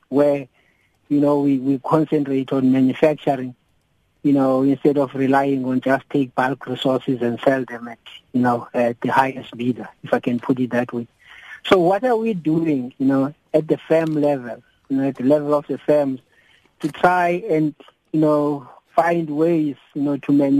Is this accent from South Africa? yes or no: yes; Port Elizabeth, Eastern Cape, South Africa; When I was a young man growing up in Port Elizabeth, I liked metal and component workers' union.